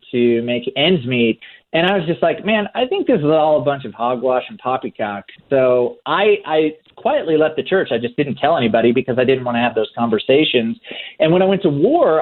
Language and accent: English; Oklahoma, United States; born or raised there